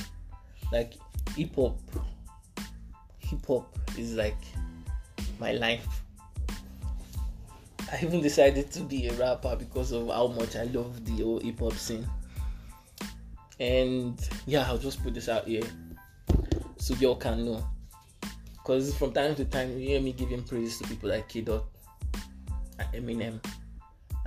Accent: Lagos, Nigeria; also born or lived in Ekiti State; I'm from Ekiti. Grew up in Gidi mostly. Spent most of my time in Gidi.

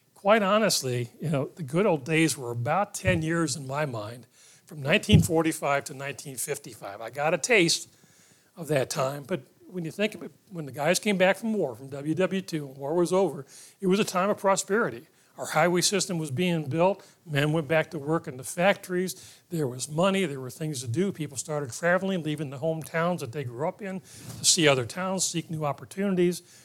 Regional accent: Ohio, United States; My parents took me to church at the end of the street when we grew up in Ohio

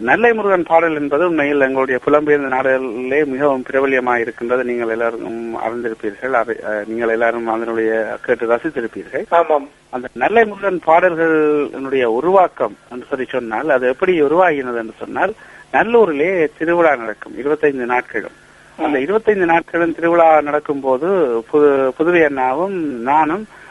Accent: Alaveddy, Northern Province, Sri Lanka; என்னுடைய பிறந்த ஊர் யாழ்ப்பாணத்தின் வடவால் அமைந்த ஈழத்தமிழர் கலை வரலாற்றின் முக்கிய இடமாக கருதக்கூடிய அழவட்டி அல்லது அளவையூர் எனும் கிராமத்திலே தான் நான் பிறந்தேன்

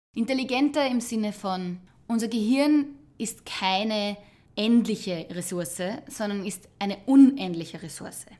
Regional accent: Austria; Viele von uns sprechen eine zweite, einige doch sogar eine dritte Sprache

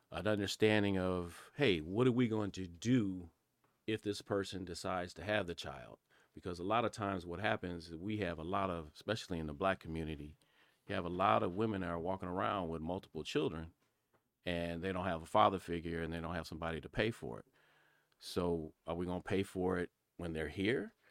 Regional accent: Pasadena, California, United States; I'm from Pasadena, California.

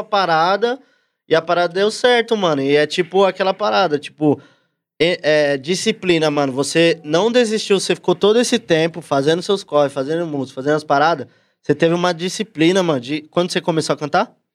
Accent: São Paulo, Brazil; eu nasci na mesma quebrada que ele, sou lá do Cangaíba, Zona Leste

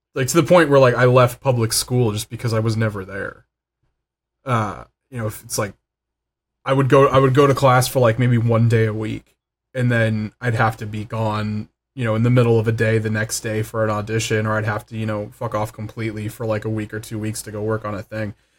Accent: Los Angeles, California, United States; also born or lived in Van Nuys; Van Nuys will always be home. Like, I was born in Panorama City

